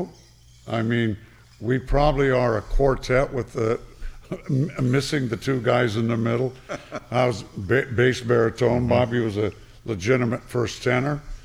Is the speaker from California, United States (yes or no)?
yes; Santa Ana, California, United States; I was raised in Santa Ana.